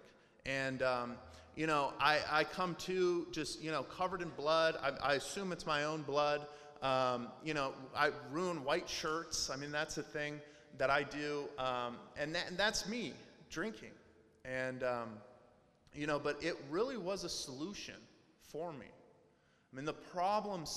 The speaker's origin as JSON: {"language": "English", "town": "Portland", "region": "Oregon", "country": "United States", "tie": "born or raised there", "also_born_or_lived": "Las Vegas, Nevada", "said": "I grew up in Portland. Even though I'm from Las Vegas, I grew up in Portland"}